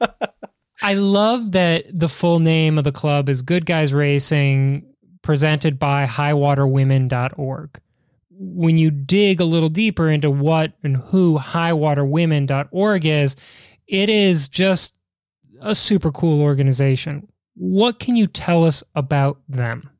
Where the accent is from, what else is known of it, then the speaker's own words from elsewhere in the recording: Chicago, Illinois, United States; Growing up in Chicago, New York